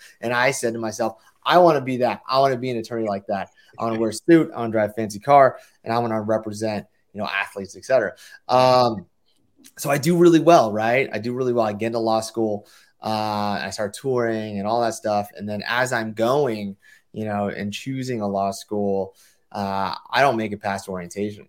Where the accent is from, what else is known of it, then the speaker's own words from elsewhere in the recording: San Francisco Bay Area, California, United States; also born or lived in Hawaii; I'm from the Bay Area